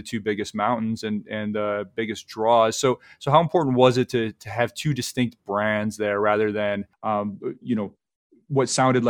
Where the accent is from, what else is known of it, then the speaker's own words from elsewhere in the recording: Michigan, United States; now in New York City, United States; I grew up in Michigan skiing Boyne